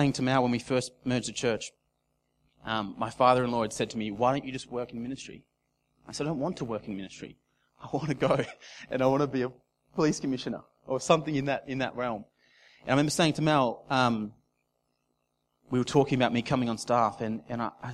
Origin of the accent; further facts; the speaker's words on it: Casino, New South Wales, Australia; moved away as an adult; also born or lived in Gold Coast; my hometown in Casino down south in New South Wales. I left Casino when I was 18 to go to the Gold Coast